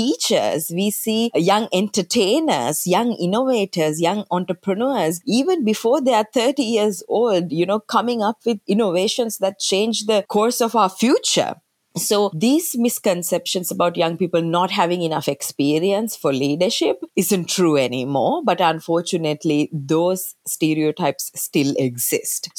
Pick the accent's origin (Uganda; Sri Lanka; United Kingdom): Sri Lanka; moved away as an adult; now in United States; I'm originally from Sri Lanka. That's where I was born and brought up until I moved to the United States to work at the UN.